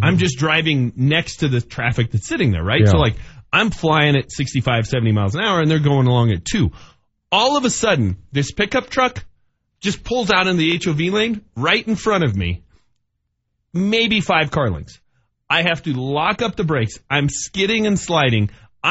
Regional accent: Denver, Colorado, United States; born or raised there

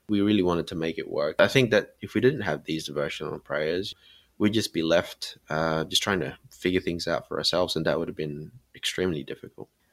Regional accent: Sydney, New South Wales, Australia; me, um, in Sydney

